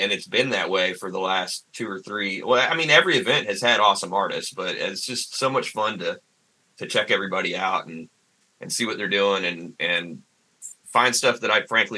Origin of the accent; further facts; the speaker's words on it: Sanford, United States; growing up in Sanford and going to things, you know, you have to make stuff happen in Sanford.